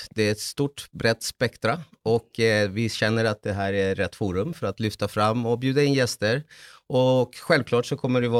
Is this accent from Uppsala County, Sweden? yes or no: no; Salem, Stockholm County, Sweden; also born or lived in Chile; Eh, jag är född i Chile men har bott 43 år, eh, ganska exakt, i Sverige. Och eh, för, ja, uppvuxen mm. i Salem.